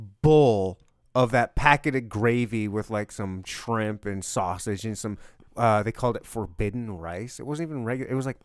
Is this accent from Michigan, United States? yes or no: yes; Michigan, United States; I'm from Michigan.